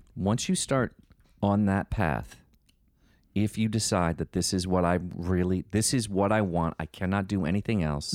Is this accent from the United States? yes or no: yes; Northeast, United States; we're from the Northeast